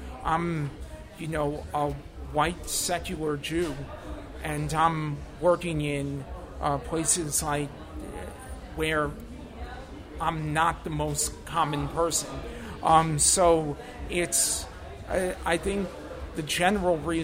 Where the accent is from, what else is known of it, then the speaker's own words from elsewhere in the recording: New York City, New York, United States; also born or lived in Nassau County, New York; I grew up in Eastern Queens in Western Nassau County.